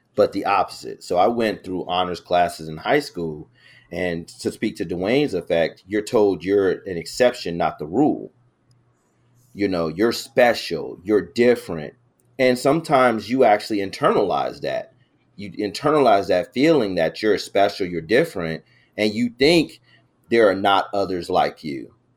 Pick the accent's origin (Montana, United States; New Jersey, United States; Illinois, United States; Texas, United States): Illinois, United States; Chicago; I was this kid from the South Side of Chicago